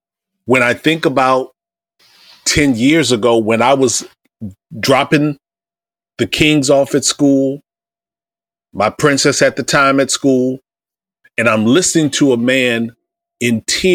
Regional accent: Iowa, United States; also born or lived in Indiana / Ohio; I grew up in Iowa. I grew up in the Midwest, Indiana, Ohio, and Iowa, but my formative and teen years, Iowa.

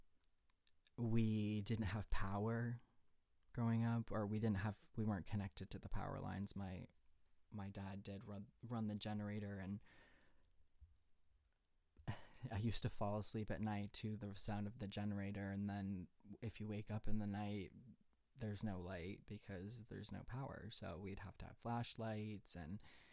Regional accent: Maine, United States; moved away as an adult; I was born in Maine, born and raised, lived there my whole life until I went to college.

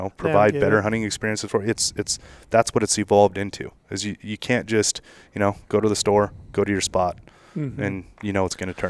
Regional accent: Nevada, United States; I'm a resident of Nevada.

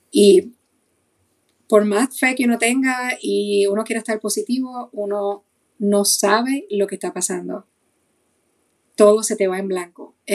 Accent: Puerto Rico; moved away; Cuando nosotros nos mudamos de Puerto Rico para acá, hace siete años, escapando de la criminalidad y escapando de muchas cosas

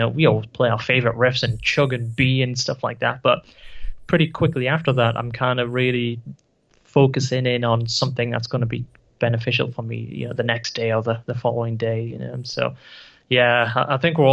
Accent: United Kingdom; here in the UK

